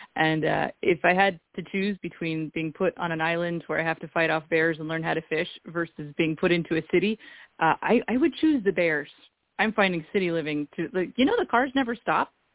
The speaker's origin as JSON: {"language": "English", "region": "Eastern Washington", "country": "United States", "tie": "born or raised there", "said": "I grew up in Eastern Washington"}